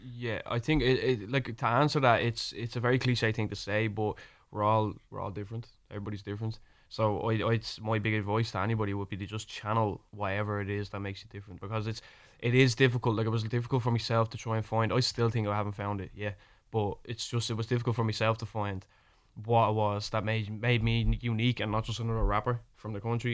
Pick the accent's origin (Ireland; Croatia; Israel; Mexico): Ireland; accent: Irish; my Irish accent